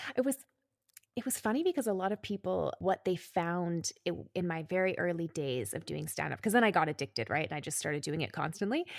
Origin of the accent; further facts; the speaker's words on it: Calgary, Alberta, Canada; moved away as an adult; now in Berlin, Germany; I grew up in Canada. I am Canadian. I was in Calgary, which is a city in Alberta